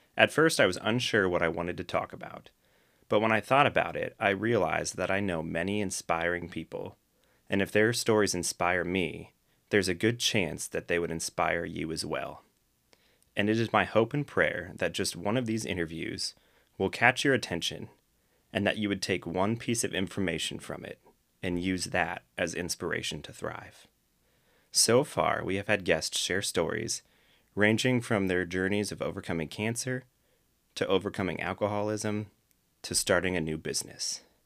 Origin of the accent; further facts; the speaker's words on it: Akron, Ohio, United States; I was born and raised in Akron, Ohio, and still live in the greater Akron area